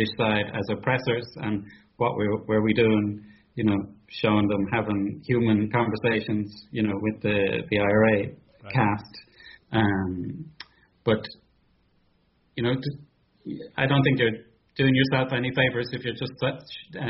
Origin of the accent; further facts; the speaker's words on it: Ireland; moved away as an adult; now in Italy; as Irish citizens